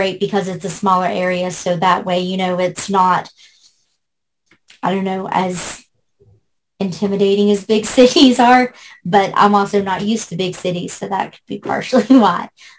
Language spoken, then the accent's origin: English; West Virginia, United States; born or raised there; also born or lived in Shreveport, Louisiana